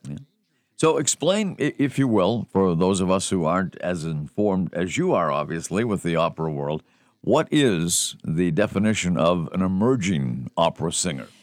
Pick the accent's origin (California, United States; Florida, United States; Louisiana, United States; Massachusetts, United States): Massachusetts, United States; Boston; I was growing up in the Boston area